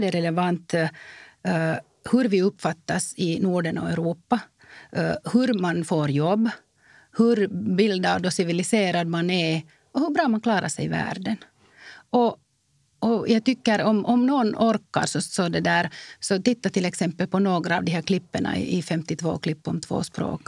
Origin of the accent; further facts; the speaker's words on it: Finland; jag är finländare